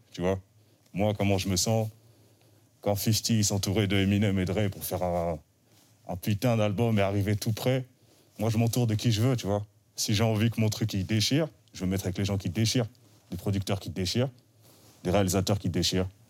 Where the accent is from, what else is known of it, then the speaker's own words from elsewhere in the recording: Île-de-France, France; je suis un rappeur du 91.